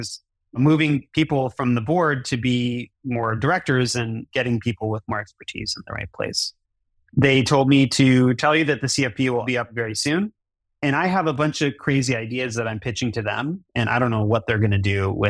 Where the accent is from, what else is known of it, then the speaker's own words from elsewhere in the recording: Detroit, Michigan, United States; my hometown of Detroit, Michigan